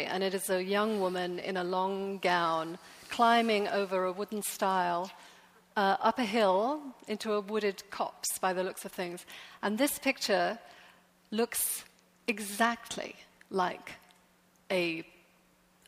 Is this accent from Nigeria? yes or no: no; England, United Kingdom; moved away as an adult; now in New York, United States; The town I grew up in is a seaside town, very pretty.